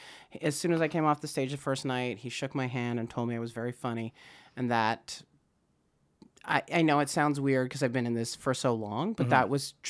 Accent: Saskatoon, Saskatchewan, Canada; born or raised there; moved away

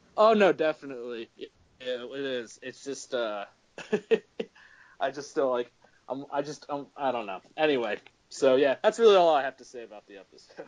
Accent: Philadelphia, Pennsylvania, United States; I'm from Philly, I can say y'all

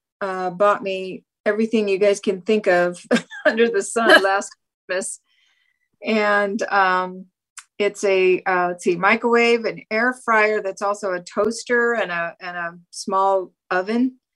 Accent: Port Townsend, Washington, United States; Port Townsend, Washington.

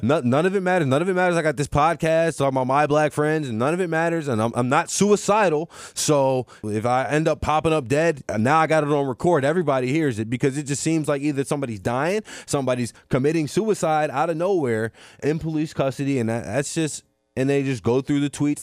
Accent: Mandeville, Louisiana, United States; I'm from Mandeville, Louisiana

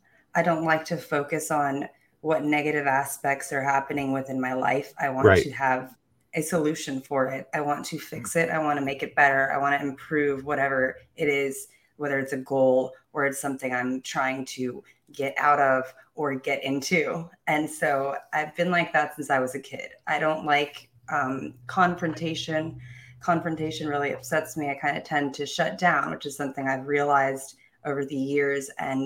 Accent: South Korea; also born or lived in Japan / Germany / England / Philippines; I was born in Japan, raised mostly in Korea. I've lived in Germany, England, Philippines, all over the world.

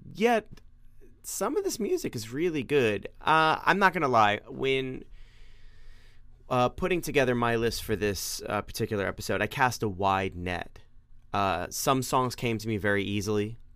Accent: New York, United States; accent: New York (non-rhotic); gotta stop being a New Yorker and actually pronounce my R's.

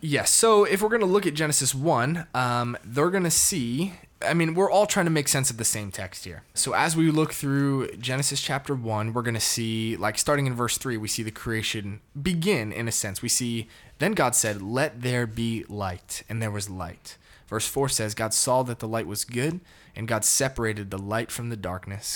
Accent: Connecticut, United States; now in Dallas, United States; I'm from Connecticut, born and raised, shout out to New England

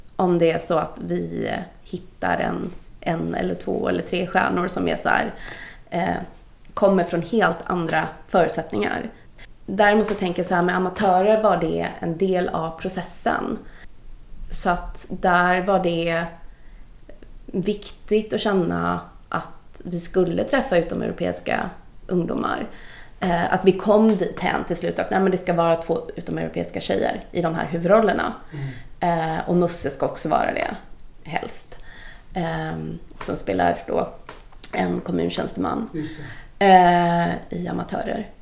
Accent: Gothenburg, Västra Götaland, Sweden; född och uppvuxen i Göteborg av eh, indiska föräldrar som kom hit.

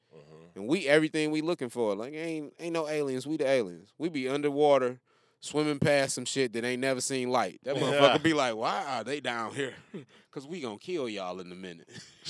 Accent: United States; I'm just an American, so I got these couple choices to choose.

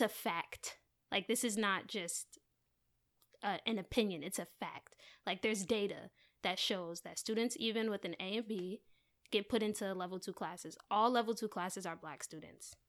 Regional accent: Maplewood, New Jersey, United States; I am from New Jersey

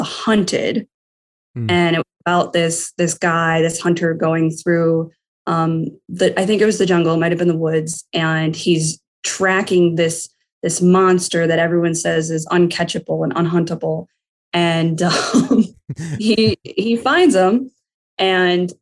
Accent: Detroit, Michigan, United States; I am from Metro Detroit, so Michigan. Currently, I live in Livonia, Michigan.

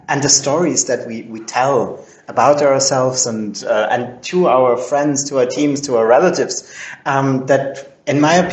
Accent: Vienna, Austria; English is a second language; I'm I'm Austrian. I was born and raised in Vienna

